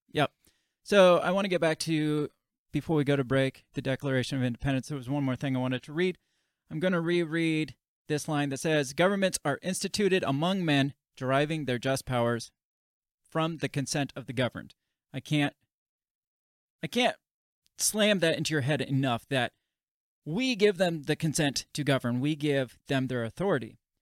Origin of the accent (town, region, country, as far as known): United States